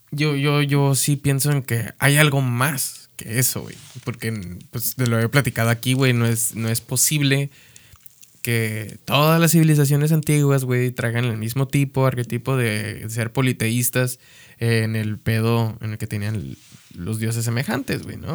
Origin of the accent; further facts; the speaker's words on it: Mexico; siendo mexicano